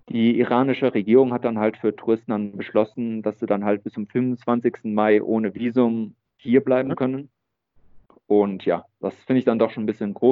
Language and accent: German; Germany; Ich meine, wir als Deutsche, wir sind ja sowieso irgendwie